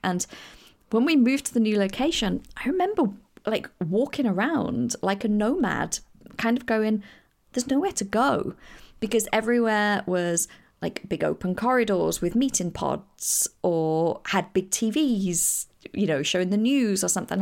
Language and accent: English; England, United Kingdom; I am coming from England